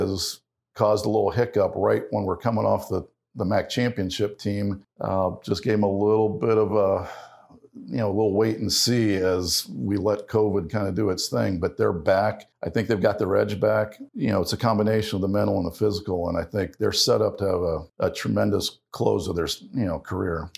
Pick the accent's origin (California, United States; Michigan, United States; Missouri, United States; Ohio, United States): Ohio, United States; growing up in Ohio